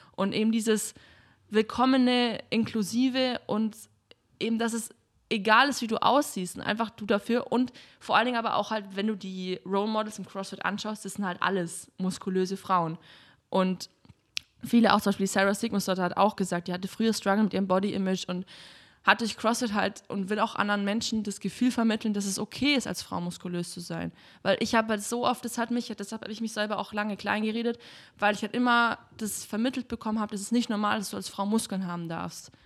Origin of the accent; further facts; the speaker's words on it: Kempten, Bavaria, Germany; now in Berlin, Germany; Ich komme aus Kempten eben, das ist in den Bergen direkt